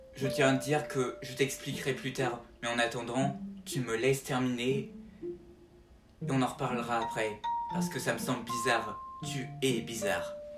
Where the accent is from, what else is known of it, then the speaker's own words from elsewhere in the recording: France; Elle sortira chez nous en France